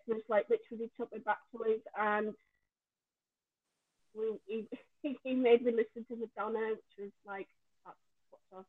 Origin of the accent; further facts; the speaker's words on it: Yorkshire and the Humber, United Kingdom; now in London, United Kingdom; when I came to London, because I came all the way from Yorkshire